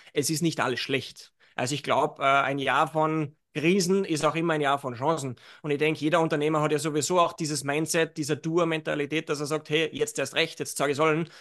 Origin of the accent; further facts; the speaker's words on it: Salzburg, Austria; Jetzt bin ich aus Salzburg